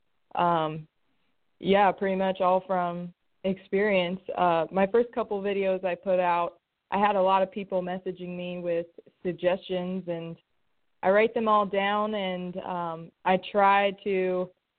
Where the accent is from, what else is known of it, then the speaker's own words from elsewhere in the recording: Phoenix, Arizona, United States; moved away; also born or lived in California; my husband and I were born and raised in Phoenix, Arizona.